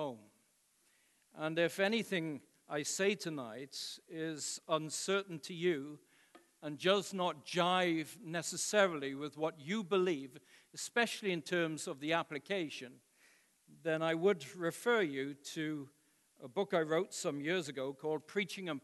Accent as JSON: {"language": "English", "country": "United Kingdom", "moved": "as an adult", "lives_now": "United States", "said": "being a British citizen living in the United States now going on 20 years"}